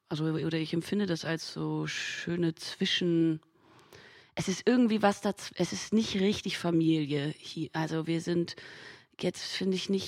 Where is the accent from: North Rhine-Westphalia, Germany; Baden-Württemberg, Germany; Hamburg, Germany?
Hamburg, Germany; Da bin da auch viel so groß geworden in Hamburg. Ich komme ja aus Hamburg, viel so aus dem Thalia Theater.